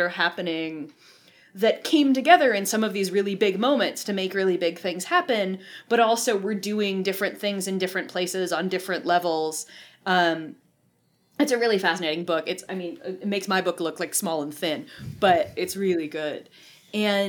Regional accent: Boston, Massachusetts, United States; moved away; also born or lived in the South (US); I grew up in Boston

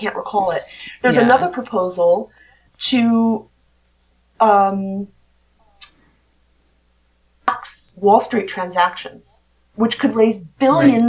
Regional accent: New York City, New York, United States; I was in Lower Washington Heights, almost on the border of West Harlem, 157

